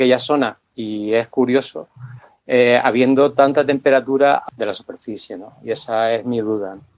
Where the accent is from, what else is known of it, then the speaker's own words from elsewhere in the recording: Gran Canaria, Canary Islands, Spain; yo soy de las Islas Canarias, eh, de la isla de Gran Canaria